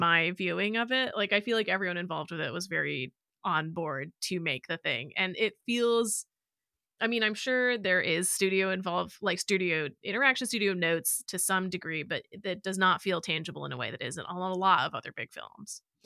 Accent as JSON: {"language": "English", "region": "Illinois", "country": "United States", "tie": "born or raised there", "moved": "yes", "said": "I would have been in Illinois at this point"}